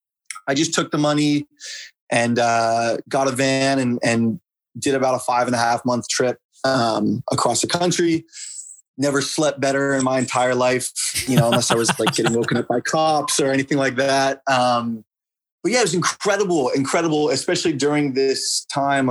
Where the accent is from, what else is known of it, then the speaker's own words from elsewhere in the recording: Bay Area, California, United States; moved away as an adult; now in New York, United States; I come from the Bay Area in California, which is definitely a bubble